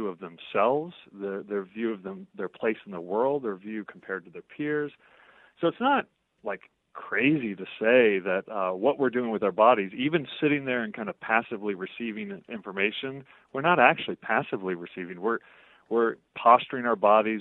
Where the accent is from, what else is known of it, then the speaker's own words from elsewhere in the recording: Oklahoma, United States; growing up in Oklahoma in the 1970s and 80s with mixed race family